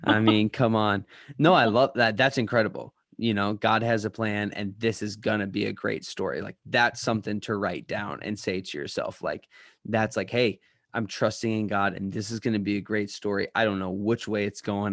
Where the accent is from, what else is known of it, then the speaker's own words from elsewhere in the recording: Chicago, Illinois, United States; We're from Chicago.